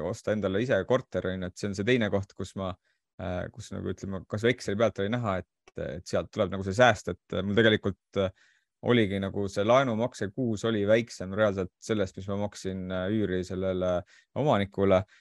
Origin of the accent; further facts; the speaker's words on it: Saare County, Estonia; now in Tallinn, Estonia; kuna ma tulin Saaremaalt Tallinnasse, siis mul ei olnud nagu eriti valikut